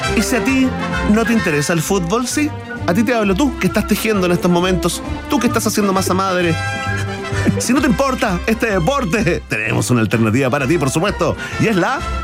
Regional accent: Chile; Soy chileno en el fondo

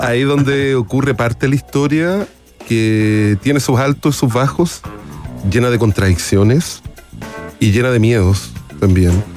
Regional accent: Chile; de Chile

